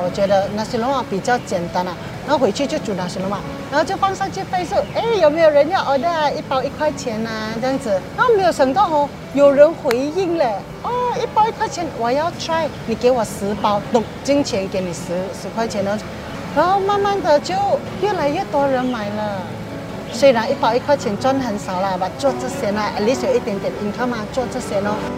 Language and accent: Chinese; George Town, Penang, Malaysia; moved away as an adult; also born or lived in Doha, Qatar; now in Singapore; 我来自槟城，槟局在新加坡已经有二十二年了。原本呢，我是一名空姐，现在我在巴西Reef经营一个小贩的摊位